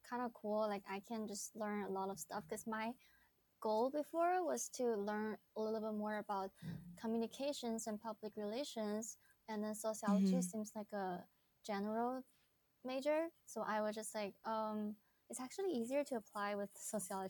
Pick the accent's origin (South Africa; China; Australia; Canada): China; Wuhan, Hubei; English is a second language; moved away as an adult; also born or lived in Los Angeles, United States; I was born and raised in Wuhan, China, which I am currently living in Wuhan right now.